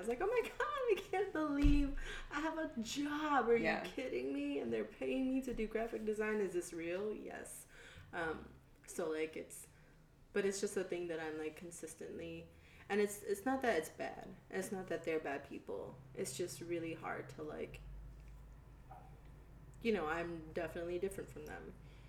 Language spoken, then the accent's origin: English; the South, United States; This is in my hometown. And like, people always give me shit about like being like raised in the South